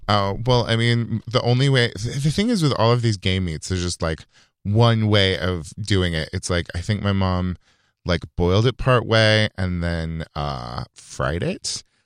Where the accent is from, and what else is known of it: Yuba City, California, United States; born or raised there; moved away